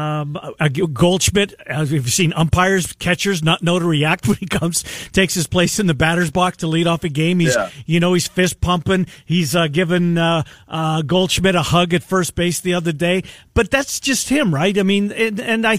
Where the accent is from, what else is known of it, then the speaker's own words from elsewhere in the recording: Canada; moved away; I'm from Canada